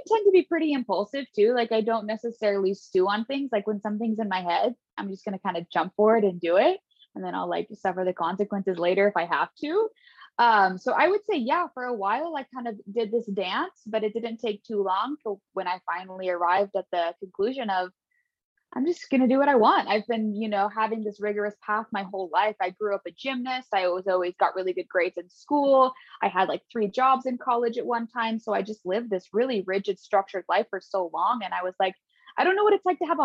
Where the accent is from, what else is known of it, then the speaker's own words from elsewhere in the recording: Redding, California, United States; I was born and raised in Northern California, and that's where I currently live. So I grew up in a small town called Redding